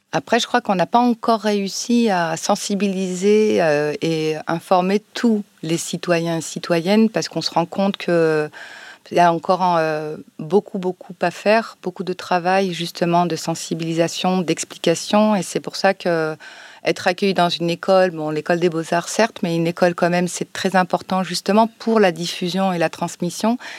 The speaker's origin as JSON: {"language": "French", "town": "Chambéry", "region": "Auvergne-Rhône-Alpes", "country": "France", "tie": "born or raised there", "moved": "yes", "lives_now": "Marseille, France", "said": "je suis née euh, à Chambéry, en Savoie, donc je me dis souvent pour rigoler que je suis une Savoie arabe, donc une arabe de Savoie. Et j'ai grandi voilà en France"}